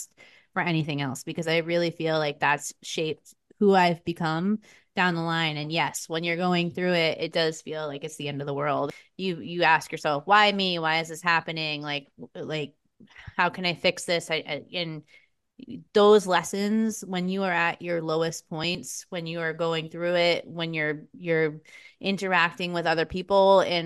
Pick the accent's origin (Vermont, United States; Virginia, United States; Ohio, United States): Vermont, United States; also born or lived in Lowell, Massachusetts; I grew up in Lowell, Massachusetts, was where I'm originally from. My parents moved us to Vermont when I was about 6 or 7